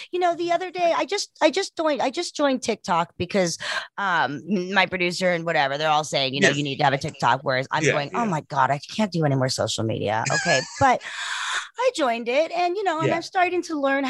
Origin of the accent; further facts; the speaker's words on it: South Africa; We're from South Africa